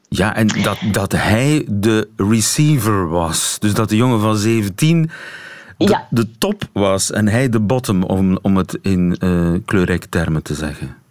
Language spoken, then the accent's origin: Dutch; Belgium; ons als Belg